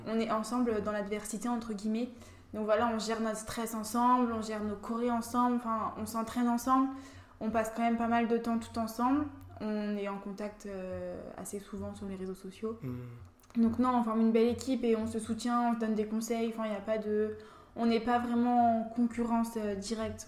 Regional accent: Lorraine, Grand Est, France; also born or lived in Saint-Vallier, Burgundy; je suis venue, euh, je suis venue en Lorraine

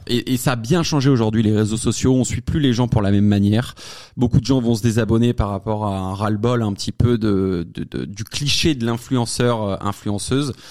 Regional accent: Savoie, Auvergne-Rhône-Alpes, France; Je viens de la Savoie en plus, je suis savoyard, euh, petit patelin, loin de la ville

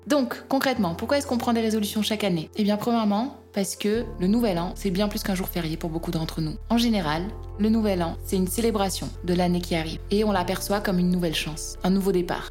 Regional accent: France; En tant que Français

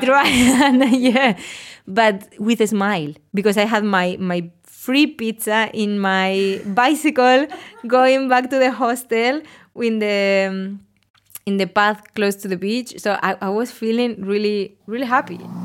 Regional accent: Spain; English is a second language; moved away as an adult; now in Australia; I'm from Spain and I'm thirty-four years old

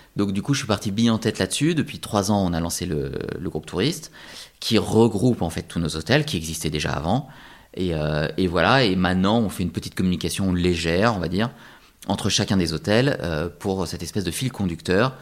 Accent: France; c'est chez nous, en France

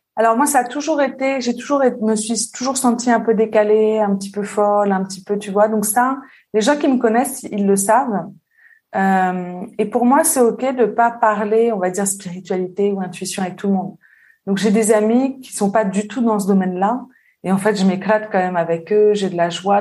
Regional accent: southern suburbs of Paris, Île-de-France, France; moved away as an adult; also born or lived in Réunion / Lyon; now in Switzerland; J'ai grandi en banlieue sud parisienne et après j'ai vécu à Paris longtemps

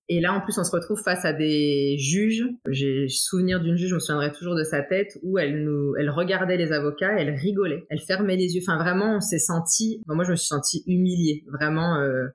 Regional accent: Troyes, Grand Est, France; moved away as an adult; also born or lived in Portugal / Tours / Auxerre; now in Toronto, Canada; j'ai fait toute ma vie en France, puisque très très vite, je suis revenue en France avec mes parents. Euh, donc moi, j'ai toujours vécu à Troyes

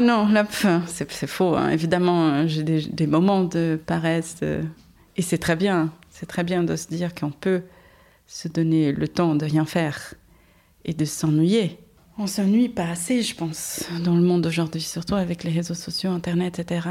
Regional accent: Brazil; French is a second language; moved away as an adult; au Brésil, j'étais déjà indépendante.

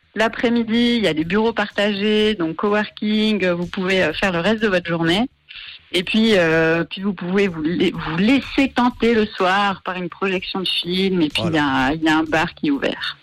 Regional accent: Marseille, Provence-Alpes-Côte d'Azur, France; moved away as an adult; also born or lived in York / Bern / Paris / Lausanne; now in Yverdon-les-Bains, Switzerland; je suis franco-suisse, je suis originaire de Marseille.

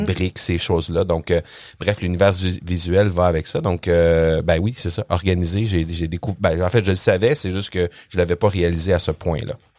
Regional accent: Quebec, Canada; accent: Québécois; t'as pas mentionné que je viens du Québec. J'imagine que les gens ont compris à mon ah. accent que je viens du Québec

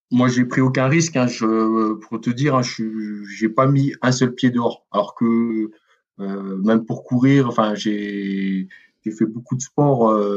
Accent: Mulhouse, Grand Est, France; parce que bon, moi, je suis originaire de Mulhouse, hein

